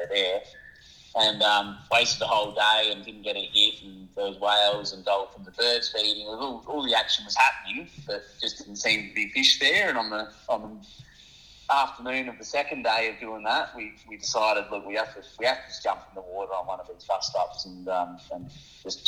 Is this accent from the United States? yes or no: no; Adelaide foothills, South Australia, Australia; I grew up in the Adelaide foothills